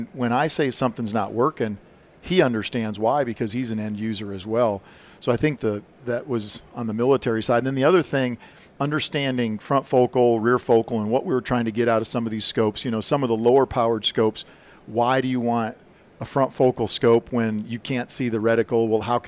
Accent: South Dakota, United States; I grew up in South Dakota, and I had a 30-30 lever gun that I killed my first deer with.

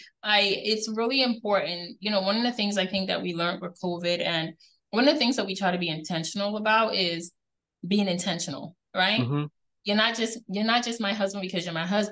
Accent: Guyana; now in United States; we grew up in the Caribbean. TV wasn't a thing.

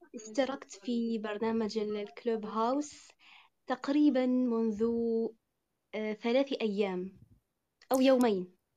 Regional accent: Morocco; أنا من المغرب

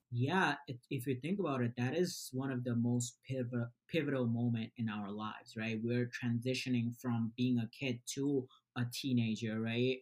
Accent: Bangladesh; moved away; I was born in Bangladesh. We we moved here about like 12 years ago.

